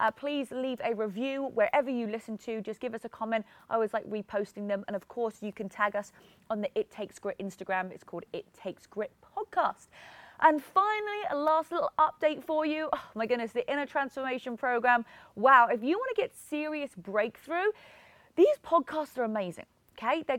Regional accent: England, United Kingdom; moved away as an adult; now in California, United States; I'm originally from England and I moved to America 10 years ago. So when I was 22

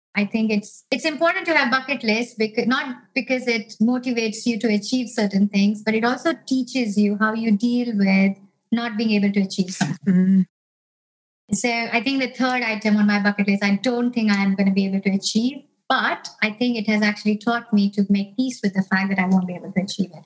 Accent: India; moved away as an adult; also born or lived in United States / Canada; now in United Kingdom; I grew up in India

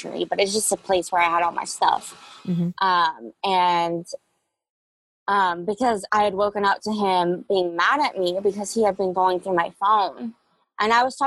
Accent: Jacksonville, Florida, United States; I grew up in Jacksonville, Florida, off of a little road called Mayapple

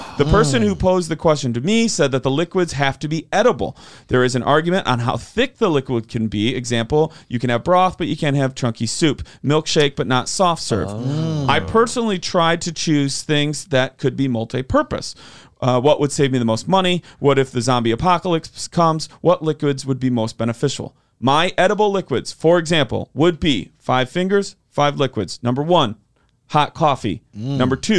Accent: Rochelle, Illinois, United States; I was going to surprise you with this next time we find ourselves near my hometown of Rochelle, Illinois.

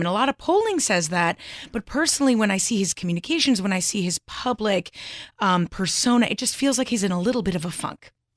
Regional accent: Southern Connecticut, United States; I'm from Connecticut

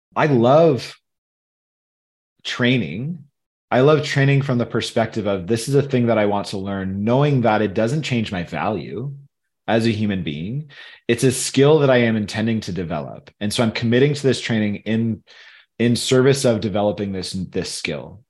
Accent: Michigan, United States; also born or lived in Tennessee; now in Colorado, United States; where I grew up in Michigan

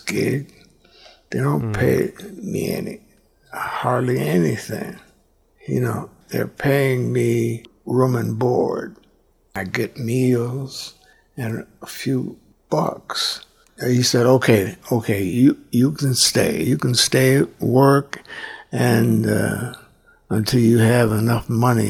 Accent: Chicago, Illinois, United States; I'm from Chicago

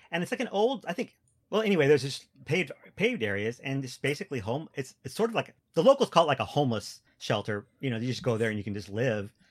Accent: Washington, United States; moved away; also born or lived in Wisconsin; I'm from Washington State

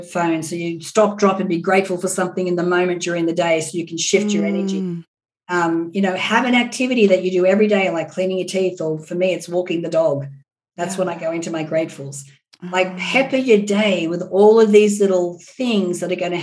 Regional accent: Australia; now in Los Angeles, United States; I'm Australian

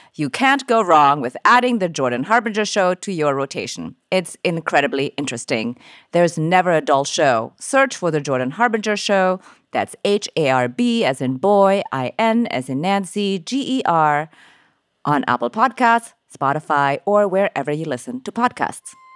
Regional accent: Jakarta, Indonesia; my hometown is Jakarta

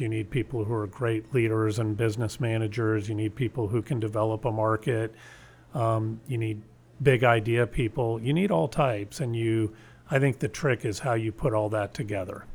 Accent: San Antonio, Texas, United States; I ended up, uh, graduating from high school in San Antonio

